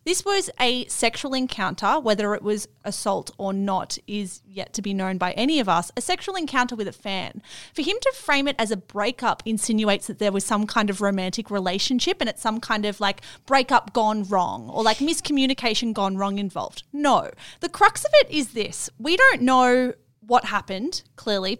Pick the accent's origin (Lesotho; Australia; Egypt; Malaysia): Australia; Melbourne, Victoria; accent: Melbourne; my Melbourne accent